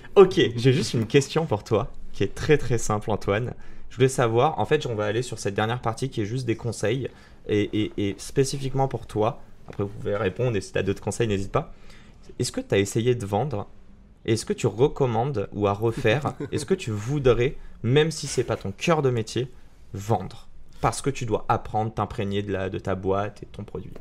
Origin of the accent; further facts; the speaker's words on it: Morocco; Je suis marocain